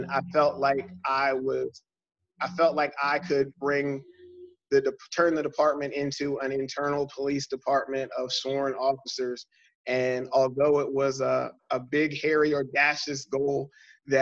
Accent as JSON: {"language": "English", "town": "York", "region": "Pennsylvania", "country": "United States", "tie": "born or raised there", "said": "this is my opportunity to come back to my hometown"}